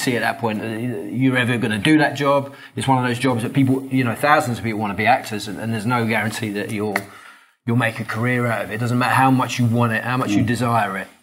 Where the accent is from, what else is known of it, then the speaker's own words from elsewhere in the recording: London, United Kingdom; I grew up in Islington in North London